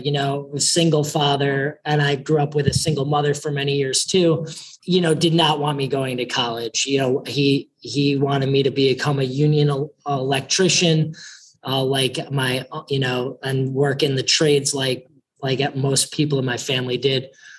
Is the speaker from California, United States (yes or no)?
no; Chicago, Illinois, United States; I've lived in many places throughout the country, but I say I grew up in Chicago because that's where I went to junior high and high school.